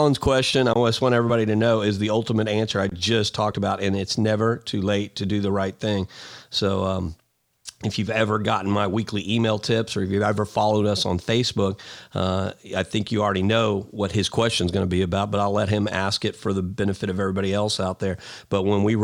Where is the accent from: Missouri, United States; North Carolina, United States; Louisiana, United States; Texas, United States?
Texas, United States; Houston; I grew up in Walnut Bend, hung out in, you know, Briargrove Park, Lakeside Estates